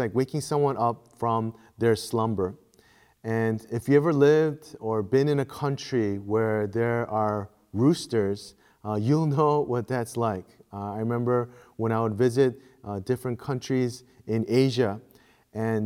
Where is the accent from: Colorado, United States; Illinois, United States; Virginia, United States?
Illinois, United States; Chicago; moved away; growing up in Chicago